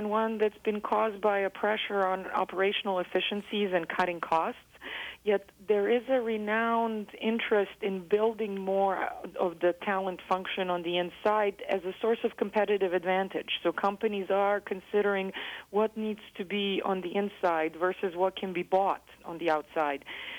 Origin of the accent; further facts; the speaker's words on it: Belgrade, Serbia; English is a second language; also born or lived in United States; So I am originally from Belgrade, Serbia, and we grew up moving back and forth. My father was a Fulbright scholar and would come teach in the United States.